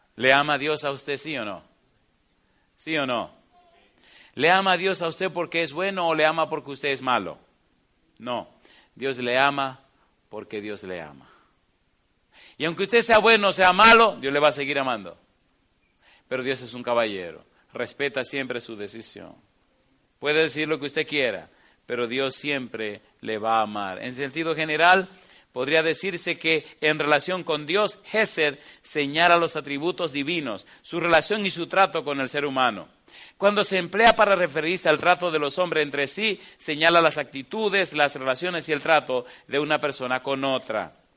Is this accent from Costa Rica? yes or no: no; Dominican Republic; moved away; en la biblioteca que tengo allá en, mi país, en la República Dominicana